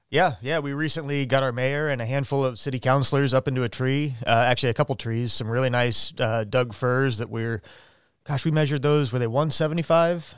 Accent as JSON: {"language": "English", "town": "Middletown", "region": "Ohio", "country": "United States", "tie": "born or raised there", "moved": "yes", "lives_now": "Eugene, United States", "said": "I'm from just outside of Cincinnati. I grew up in Middletown, Ohio"}